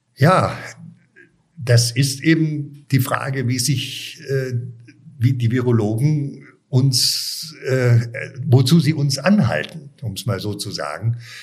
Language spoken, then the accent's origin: German; Munich, Bavaria, Germany; moved away as an adult; also born or lived in Weilheim / Cologne; ich bin ja in München aufgewachsen